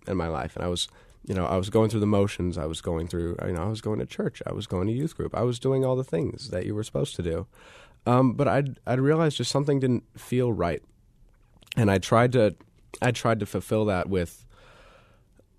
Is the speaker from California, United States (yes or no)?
no; Tucson, Arizona, United States; I was born in Tucson, Arizona